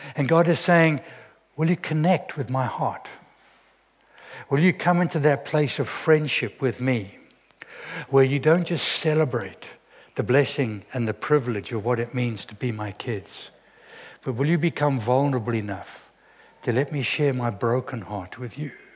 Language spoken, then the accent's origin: English; Zimbabwe; I'm from Zimbabwe